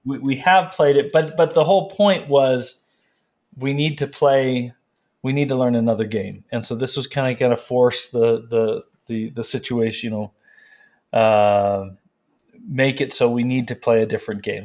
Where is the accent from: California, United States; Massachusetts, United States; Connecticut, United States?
California, United States; moved away as an adult; also born or lived in North Carolina; now in Prescott, United States; I'm from California